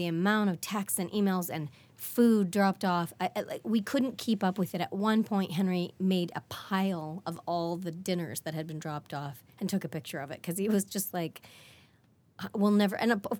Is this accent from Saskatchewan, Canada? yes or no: yes; Regina, Saskatchewan, Canada; I'm from Regina